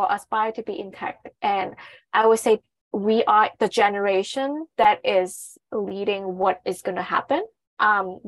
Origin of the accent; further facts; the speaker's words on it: Hong Kong; I'm from Hong Kong, so I'm East Asian